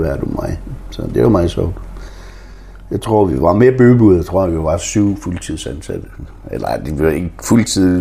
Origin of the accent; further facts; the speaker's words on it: Frederikshavn, North Denmark Region, Denmark; moved away as an adult; also born or lived in Oslo, Norway / Greenland; det er jo stadigvæk min hjemby